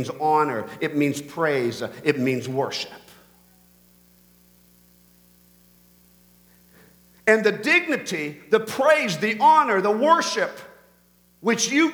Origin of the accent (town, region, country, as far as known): Canada